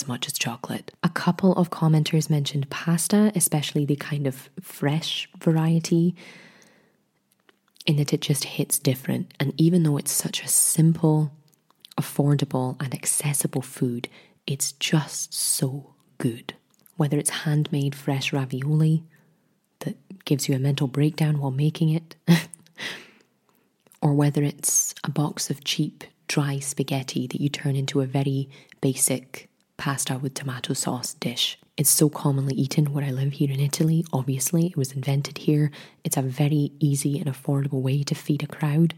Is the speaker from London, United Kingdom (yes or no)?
no; Scotland, United Kingdom; Being Scottish